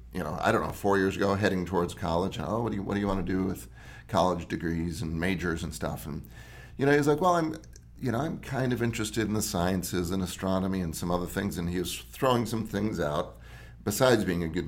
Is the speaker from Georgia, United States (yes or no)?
no; Wisconsin, United States; I grew up in the Midwest, Wisconsin